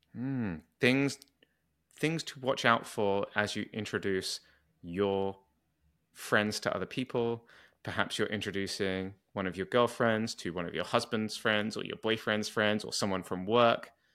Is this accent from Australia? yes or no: no; United Kingdom; accent: British